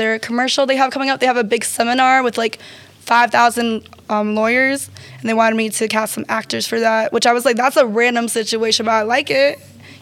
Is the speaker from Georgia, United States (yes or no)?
yes; Marietta, Georgia, United States; I'm from Marietta. I'm a Georgia peach